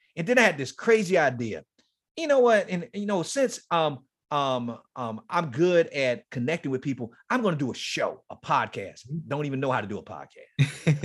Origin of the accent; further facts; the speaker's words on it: Miami, Florida, United States; moved away; Horace Mann Middle School is in Liberty City. That's where I grew up.